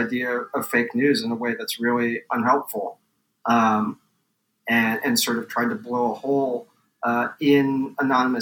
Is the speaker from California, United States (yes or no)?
yes; San Diego, California, United States; now in New York, United States; Well, I grew up in San Diego, one of my perennial disappointments here in New York